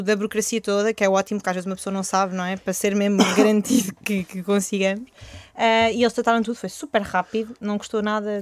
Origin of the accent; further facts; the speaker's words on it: Porto, Norte, Portugal; also born or lived in Chile / Australia; nós somos do Porto